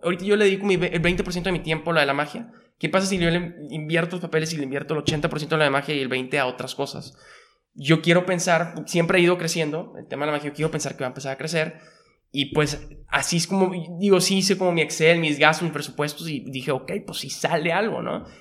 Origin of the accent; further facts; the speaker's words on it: Monterrey, Nuevo León, Mexico; also born or lived in Mexico City; Yo soy de Monterrey y viví prácticamente toda mi vida aquí